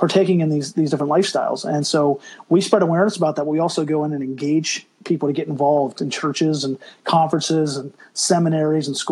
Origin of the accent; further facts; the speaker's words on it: Pennsylvania, United States; We grew up in Pennsylvania